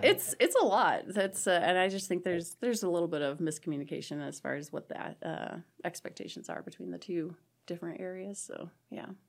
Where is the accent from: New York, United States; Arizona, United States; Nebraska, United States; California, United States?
Nebraska, United States; Ong; moved away as an adult; now in Chadron, United States; I am from a tiny little town in southeast Nebraska called Ong, and I graduated from Sandy Creek High School